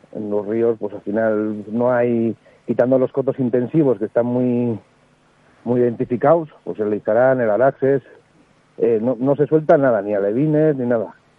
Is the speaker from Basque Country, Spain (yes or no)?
yes; Andoain, Basque Country, Spain; en mi pueblo en Andoain